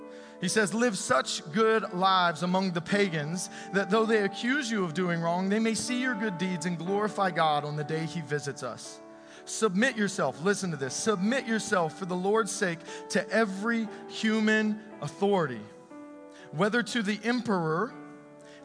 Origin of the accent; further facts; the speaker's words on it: United States; I was born in America, I'm a citizen here